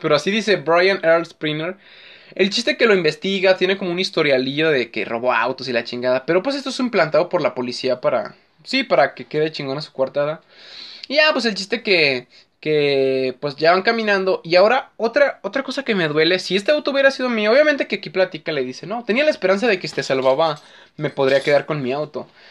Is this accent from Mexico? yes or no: yes; Mexico; soy mexicano